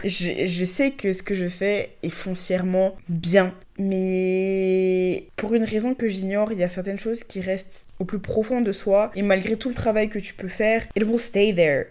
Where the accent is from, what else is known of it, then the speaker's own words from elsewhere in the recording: Abidjan, Côte d’Ivoire; dans le cercle d'où je viens, de là où j'ai grandi, dans l'école où je suis allée